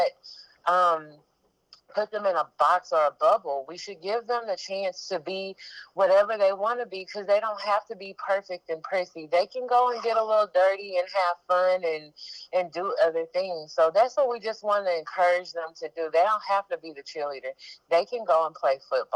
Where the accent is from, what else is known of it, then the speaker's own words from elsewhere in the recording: Galveston, Texas, United States; I was born and raised in Galveston, Texas